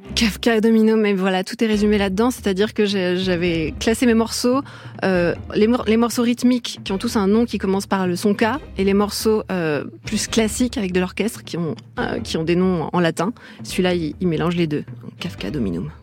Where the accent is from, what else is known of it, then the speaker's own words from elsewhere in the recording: Brittany, France; now in Paris, France; je suis bretonne